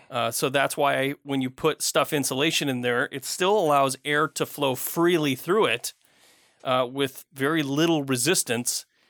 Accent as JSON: {"language": "English", "town": "Flint", "region": "Michigan", "country": "United States", "tie": "born or raised there", "moved": "yes", "said": "I grew up in Flint, Michigan"}